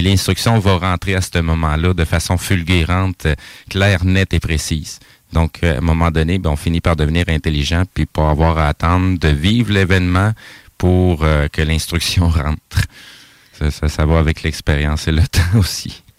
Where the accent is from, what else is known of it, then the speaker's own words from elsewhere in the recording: Quebec, Canada; je suis né au Québec, mais mes origines sont d'ailleurs